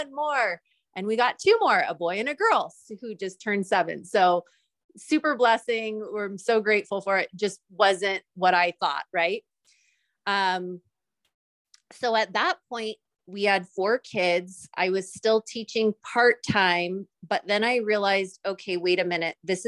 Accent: Santa Rosa, California, United States; originally I was born and raised in Northern California in a little city called Santa Rosa

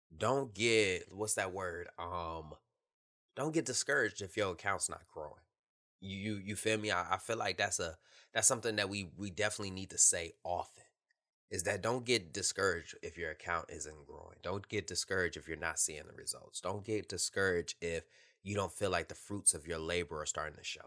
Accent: Detroit, Michigan, United States; moved away as an adult; Born and raised in Detroit, Michigan

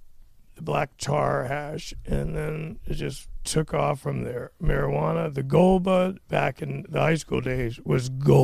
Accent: Florida, United States; also born or lived in Northeast United States; Not born here, but raised.

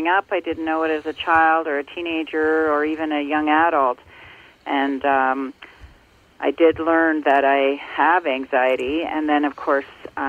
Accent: Ontario, Canada; also born or lived in Muskoka, Ontario; I grew up in Ontario, and I now live in Muskoka in Ontario as well.

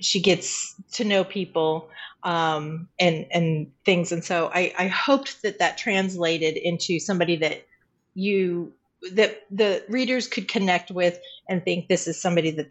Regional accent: Colorado Springs, Colorado, United States; moved away as an adult; I was born in Colorado Springs, grew up in Colorado Springs, and then married and moved away

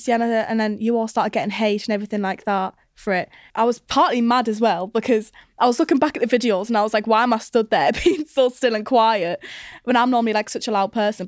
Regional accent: Newcastle upon Tyne, North East England, United Kingdom; I'm from Newcastle

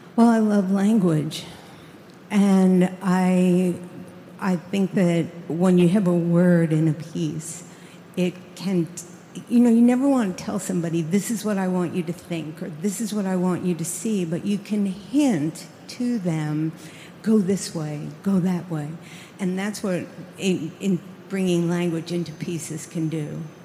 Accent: New York, United States; I grew up in New York

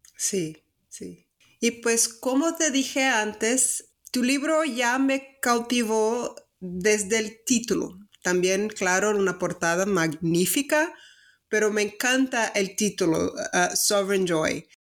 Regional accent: Salvador, Bahia, Brazil; accent: Brazilian; Spanish is a second language; moved away; also born or lived in northeast Mexico; soy de, Brasil, de Salvador, Ah, viví el noreste de México

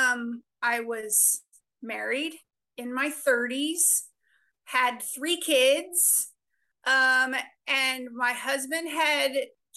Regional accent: Oregon, United States; moved away as an adult; also born or lived in Mississippi / Connecticut; now in Washington, D.C., United States; I grew up on the West Coast out in Oregon

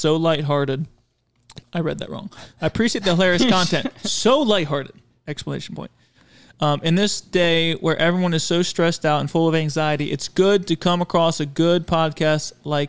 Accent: Pennsylvania, United States; now in Washington, United States; Growing up in Pennsylvania, I've always used it to mean that something is better than good. But since I've moved out to Washington, many people out here use it to mean that something isn't that good.

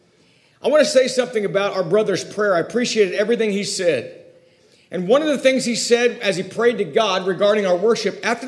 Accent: Ojai, California, United States; also born or lived in Oak View; the hometown that I grew up in Ojai

